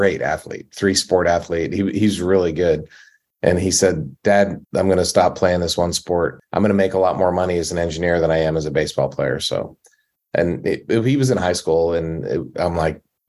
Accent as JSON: {"language": "English", "region": "Maryland", "country": "United States", "said": "I'm from Maryland"}